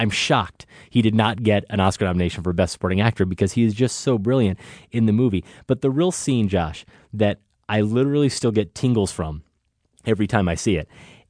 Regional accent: United States; as an American male who grew up playing catch with his dad

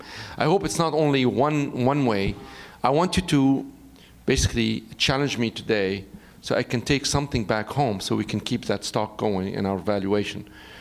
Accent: Beirut, Beirut Governorate, Lebanon; moved away; I was born in Beirut, in Lebanon, and I went to a Jesuit school

